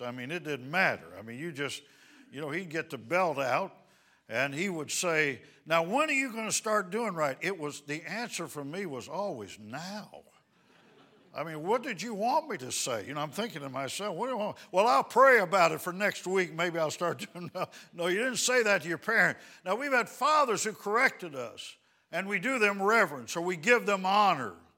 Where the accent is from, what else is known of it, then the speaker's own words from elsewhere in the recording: Dallas, Texas, United States; We're from the Dallas, Texas area